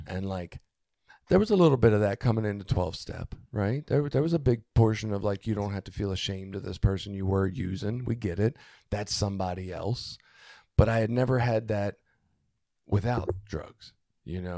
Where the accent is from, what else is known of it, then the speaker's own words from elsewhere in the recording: Baltimore, Maryland, United States; moved away as an adult; now in Cecil County, United States; growing up in Baltimore